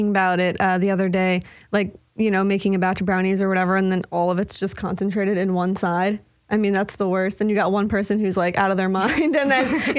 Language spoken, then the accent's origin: English; Long Island, New York, United States; we grew up on Long Island on the East Coast